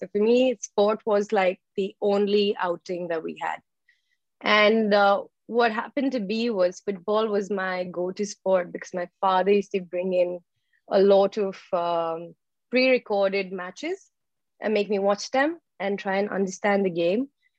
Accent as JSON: {"language": "English", "country": "Saudi Arabia", "tie": "born or raised there", "said": "So I grew up in Saudi Arabia. And my father is an engineer. And I spent most of my life in the Middle East."}